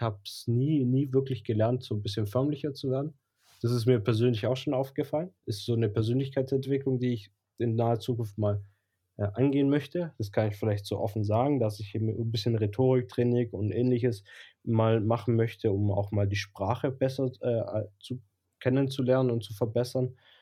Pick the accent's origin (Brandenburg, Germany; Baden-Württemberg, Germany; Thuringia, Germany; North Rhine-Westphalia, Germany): Baden-Württemberg, Germany; Blochingen; accent: Swabian; Schwäbisch, weil ich bin in Bloching aufgewachsen.